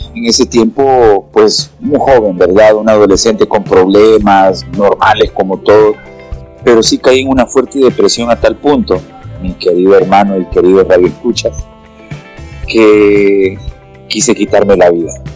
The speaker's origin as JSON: {"language": "Spanish", "country": "Honduras", "said": "me dedico mucho a la prédica aquí en mi país"}